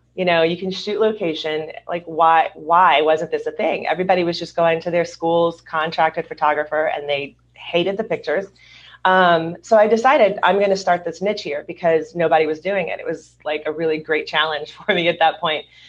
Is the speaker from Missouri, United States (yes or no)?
no; Louisiana, United States; also born or lived in Hollywood, California / suburbs of Southern California; now in Southern California, United States; I'm originally from Louisiana